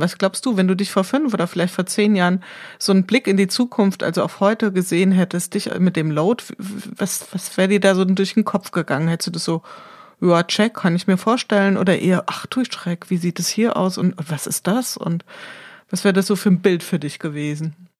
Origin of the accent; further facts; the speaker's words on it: Wiesbaden, Hesse, Germany; hier aus meiner Heimatstadt berichten. In Wiesbaden